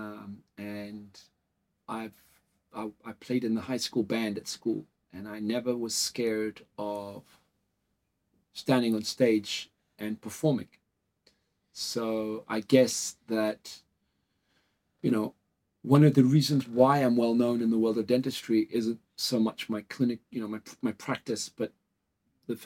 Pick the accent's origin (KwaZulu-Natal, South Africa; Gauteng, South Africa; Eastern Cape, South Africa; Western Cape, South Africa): KwaZulu-Natal, South Africa; Durban; now in Portugal; I was born in South Africa.